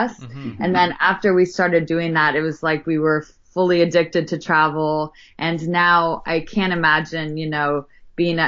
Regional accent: Bay Area, California, United States; moved away; I'm from the Bay Area in California

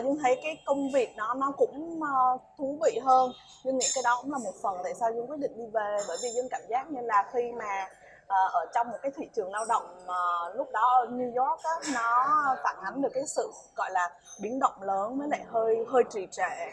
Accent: Vietnam; mình là người Việt Nam

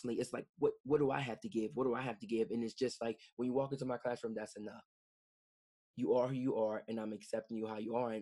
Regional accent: Camden, New Jersey, United States; born and raised in Camden

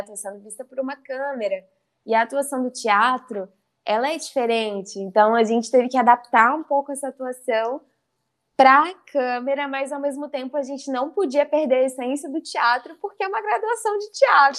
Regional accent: South Fluminense, interior of Rio de Janeiro, Brazil; accent: mineiro-influenced, not carioca; now in Brusque, Brazil; aonde eu uhum. morava era sul fluminense, que se falava, né? Porque era o interior do Rio, perto uhum. de Minas ali. Então a gente também tinha muita influência do sotaque mineiro

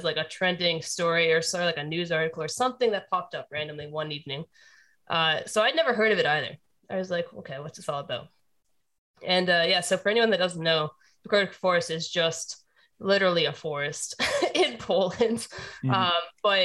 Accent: Canada; when you grow up in Canada

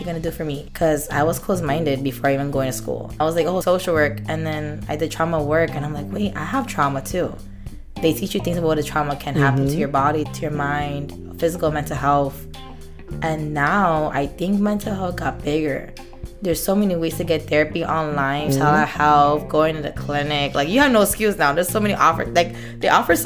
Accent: Miami, Florida, United States; also born or lived in Little Havana, Miami; I grew up in Brickell, first of all. I grew up in Brickell

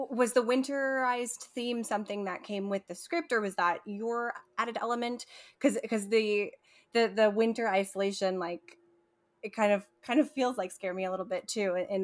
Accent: New York, United States; I'm from New York. I've been up and down the Hudson Valley my whole life

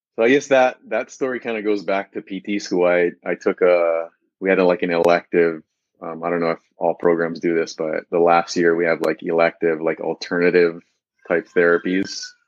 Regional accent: Big Island, Hawaii, United States; moved away as an adult; also born or lived in Southern California / Central California; I actually was born and raised on the Big Island, Hawaii

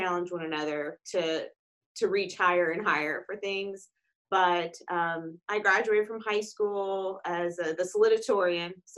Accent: Paducah, Kentucky, United States; I grew up in Paducah, Kentucky on a farm

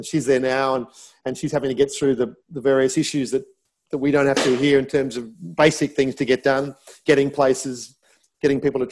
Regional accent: Australia; growing up in Australia, Anglo-Saxon background, white skin

